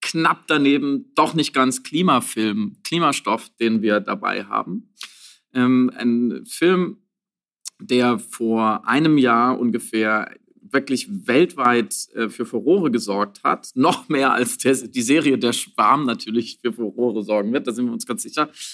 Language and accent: German; Germany; bei uns in Deutschland